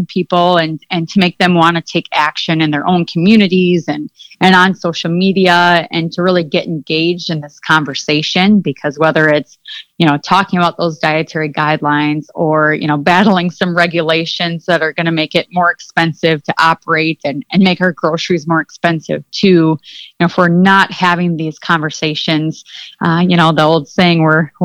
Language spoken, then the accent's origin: English; Mitchell, South Dakota, United States; I grew up in Mitchell, South Dakota, and my family raises limousine cattle